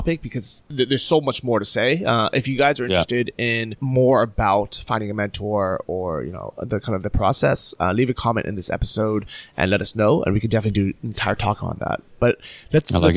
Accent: San Francisco, California, United States; moved away as an adult; also born or lived in Irvine, California / Berlin, Germany; I moved from San Francisco down to Orange County

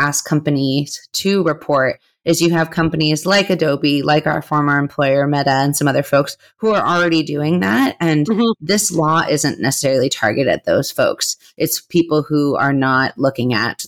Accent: California, United States; my home state

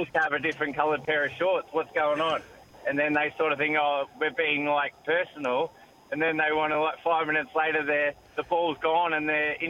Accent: Australia; they want to take my head off just because of my accent, so they know exactly where I'm from

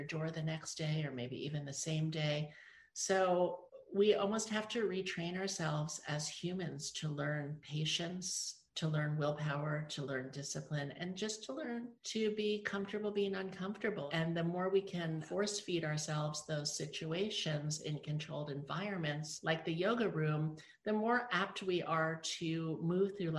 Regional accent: New York City, New York, United States; moved away as an adult; also born or lived in Los Angeles; I'm from New York City

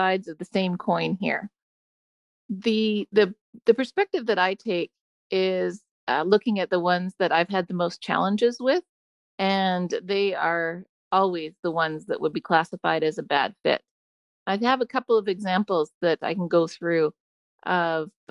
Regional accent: British Columbia, Canada; also born or lived in Chicago; now in San Diego, United States; I'm originally from British Columbia, currently in San Diego, and got there via Chicago.

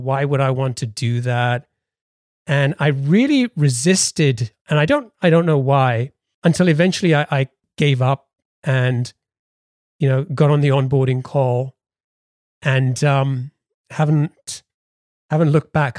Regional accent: England, United Kingdom; we're both British. We both grew up in England

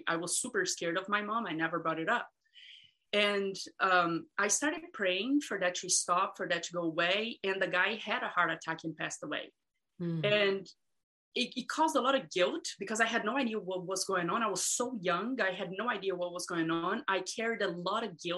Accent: Brazil; moved away; I grew up in Brazil

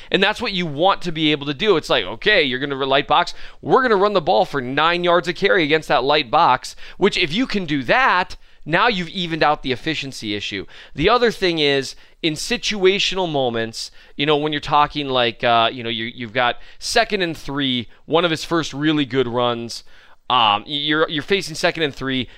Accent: Minnesota, United States; I am from Minnesota

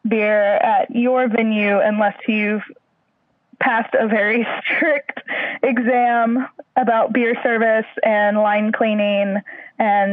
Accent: Missouri, United States; moved away as an adult; also born or lived in Houston / Louisiana; now in Cairns, Australia; I grew up in Missouri

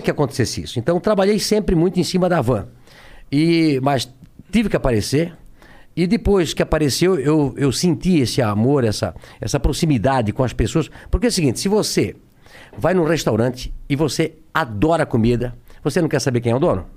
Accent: Brusque, Santa Catarina, Brazil; born or raised there

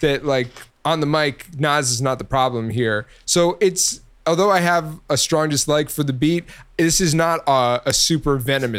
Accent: New York, United States; born there; So, I was also born in New York, was not raised in New York.

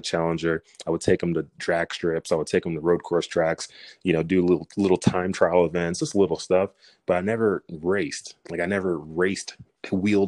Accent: Dallas, Texas, United States; originally I'm from Dallas, Texas

